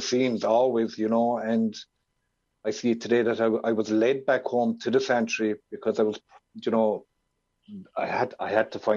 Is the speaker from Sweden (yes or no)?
no; Ireland; where I was brought up here in Ireland